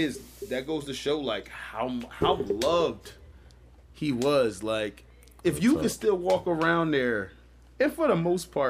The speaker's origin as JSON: {"language": "English", "town": "Philadelphia", "region": "Pennsylvania", "country": "United States", "said": "I'm from West Philly"}